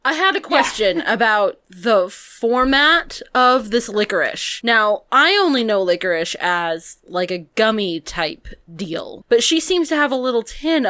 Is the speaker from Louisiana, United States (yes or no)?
no; Connecticut, United States; I am not a New Hampshireite. I am from Connecticut, which means I am of the snobbish class of New Englanders